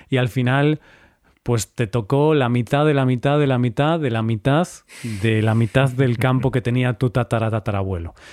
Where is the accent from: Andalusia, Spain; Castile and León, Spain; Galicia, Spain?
Galicia, Spain; accent: Galician; Ostras, tú eres gallego, ¿eh? Sí, soy